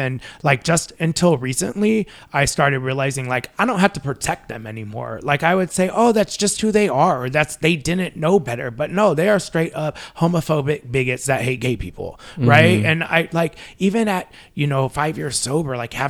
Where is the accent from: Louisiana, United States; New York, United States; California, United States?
California, United States; Long Beach; I grew up in Long Beach